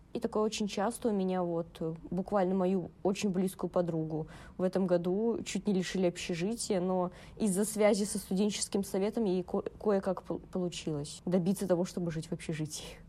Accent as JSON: {"language": "Russian", "country": "Belarus", "tie": "born or raised there", "moved": "as an adult", "lives_now": "Saint Petersburg, Russia", "said": "я бы не хотела вернуться в свой родной город"}